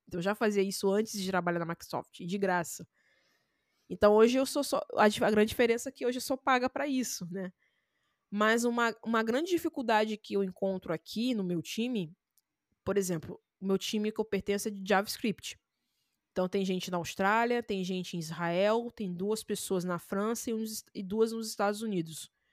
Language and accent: Portuguese; Rio de Janeiro, Brazil; Eu sou do Rio